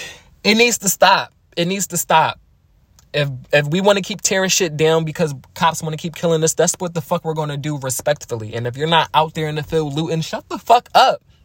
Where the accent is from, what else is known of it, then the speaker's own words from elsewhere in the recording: Philadelphia, Pennsylvania, United States; I am from Philly.